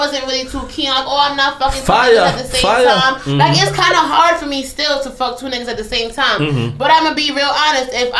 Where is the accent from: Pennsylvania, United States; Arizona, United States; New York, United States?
New York, United States; New York City; I'm from Canarsie.